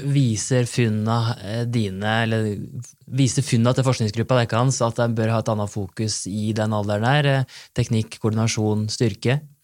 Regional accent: Bø, Vestfold og Telemark, Norway; hjemme i Bø i Telemark

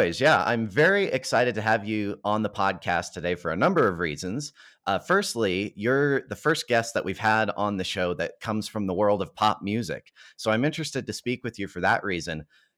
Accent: Calgary, Alberta, Canada; my hometown of Calgary, Alberta

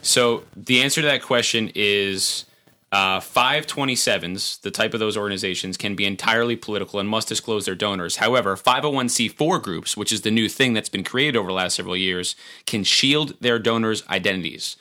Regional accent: Montgomery, New York, United States; my hometown, the town of Montgomery.

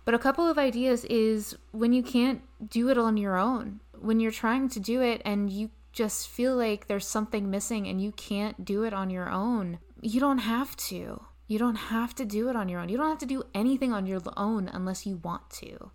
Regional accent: Bedford, Pennsylvania, United States; moved away as an adult; also born or lived in New York; I was born in Bedford, Pennsylvania, very small town. I started in theater at a very young age with the Bedford County Players in Bedford, Pennsylvania

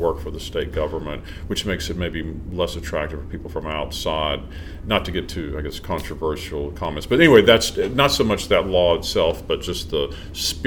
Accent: Shreveport, Louisiana, United States; moved away as an adult; I grew up here

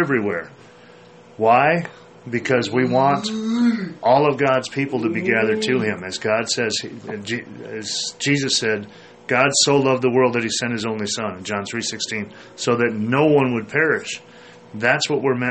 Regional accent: Minnesota, United States; I grew up in Minnesota, and in our yard, in the house that I grew up

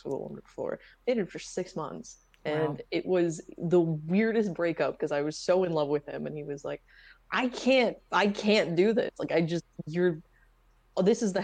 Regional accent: the South, United States; I grew up in the South too

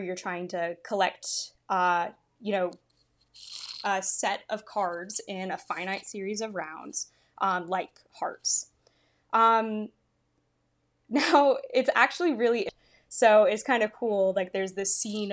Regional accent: United States; as like American people living in the 21st century

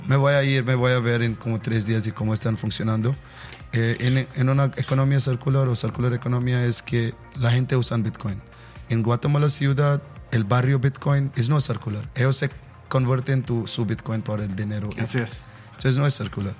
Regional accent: India; Spanish is a second language; soy de la India

